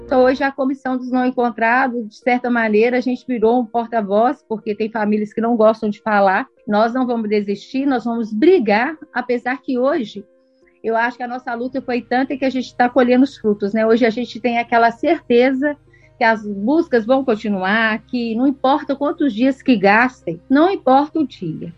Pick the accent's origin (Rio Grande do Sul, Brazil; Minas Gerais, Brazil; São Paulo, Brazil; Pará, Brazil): Minas Gerais, Brazil; Nós somos mineiros, moramos no estado minerário